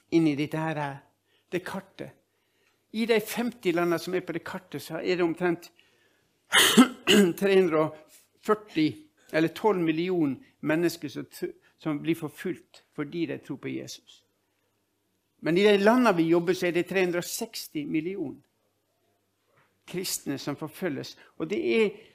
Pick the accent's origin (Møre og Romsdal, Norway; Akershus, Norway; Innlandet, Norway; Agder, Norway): Møre og Romsdal, Norway; Ålesund; moved away; also born or lived in Nordland; Jeg er født og oppvokst i, i, Ålesund